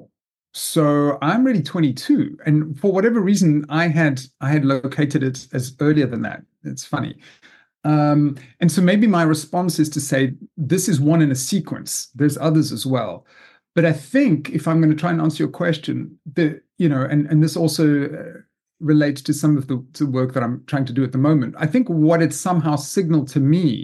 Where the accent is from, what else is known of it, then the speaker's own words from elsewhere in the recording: South Africa; moved away as an adult; also born or lived in Zimbabwe; now in United States; growing up in South Africa, and actually also a little bit in Zimbabwe, in fact, I was born in what was then Rhodesia